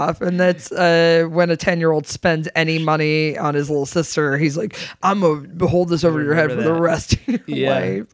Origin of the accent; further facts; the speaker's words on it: Grand Rapids, Michigan, United States; also born or lived in San Antonio, Texas / Austin, Texas; now in Chicago, United States; I grew up in Grand Rapids, Michigan